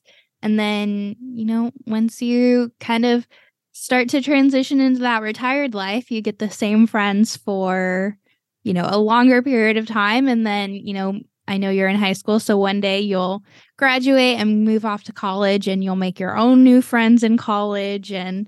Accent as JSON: {"language": "English", "region": "Texas", "country": "United States", "tie": "born or raised there", "also_born_or_lived": "Cleveland, United States / Florida, United States", "said": "I was born and raised in Cleveland for 9 years. And then my more formative years were spent in Texas. And then me, you know, throughout all of my teenage years, I was in Florida."}